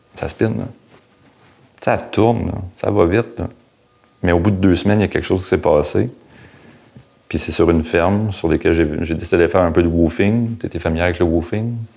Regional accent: Gatineau, Quebec, Canada; moved away as an adult; now in Montreal, Canada; j'ai grandi à Hall

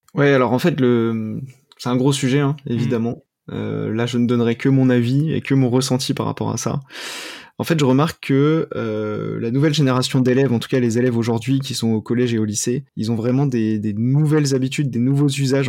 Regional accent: Cergy-Pontoise, Île-de-France, France; also born or lived in Paris; j'ai grandi euh, dans le Val d'Oise, à Cergy-Pontoise

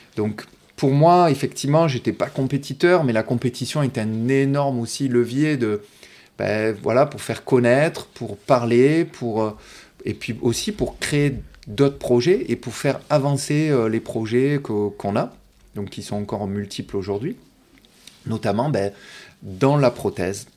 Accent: Martigues, Provence-Alpes-Côte d'Azur, France; je suis né à Martigues. Oui. Donc, euh, voilà, j'ai grandi euh, ici, au bord de l'eau.

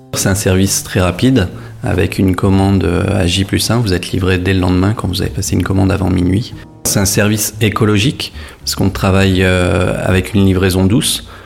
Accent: Saint-Omer, Hauts-de-France, France; now in Lille, France; Je suis originaire de Saint-Omer, je suis né dans un petit village qui se nomme Avroux avec 500 habitants.

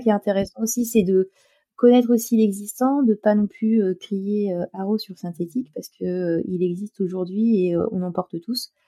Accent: La Rochelle, Nouvelle-Aquitaine, France; je suis de La Rochelle

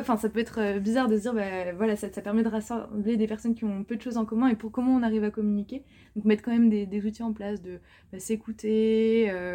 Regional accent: France; je parle de moi en tant que française, grandi

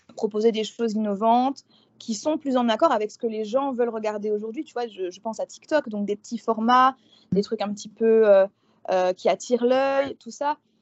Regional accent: eastern France, France; moved away as an adult; now in New Orleans, United States; Je suis née en France, dans l'est de la France, dans un, petit village. Moi, à la base, je suis campagnarde.

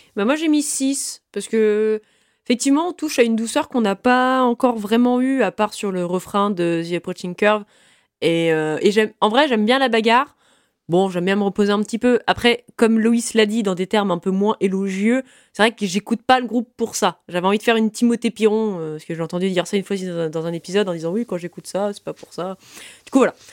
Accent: Brittany, France; je suis bretonne

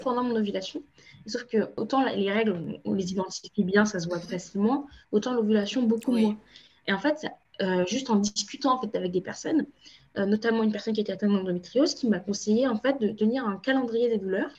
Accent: France; also born or lived in Cape Verde (ancestry); je suis originaire du Cap-Vert, mais je suis née en France, j'ai grandi en France

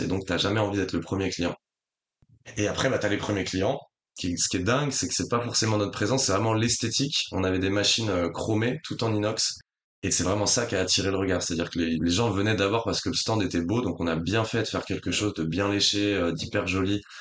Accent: Rennes, Brittany, France; also born or lived in La Rochelle; now in Paris, France; je suis breton de base, du coup j'ai vécu longtemps à Rennes

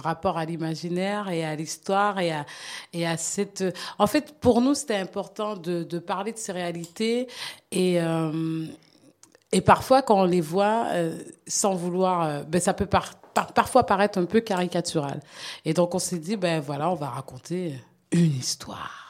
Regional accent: Canada; moved away as an adult; now in French Guiana; j'ai grandi au Canada

